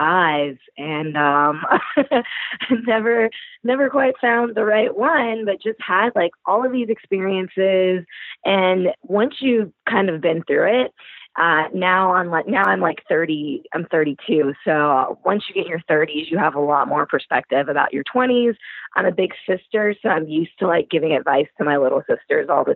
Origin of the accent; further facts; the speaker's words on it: Louisville, Kentucky, United States; moved away as an adult; also born or lived in Southern California / Denver; I'm originally from Louisville, Kentucky, and I've been living out west in Southern California and Denver for the past 8 years or so.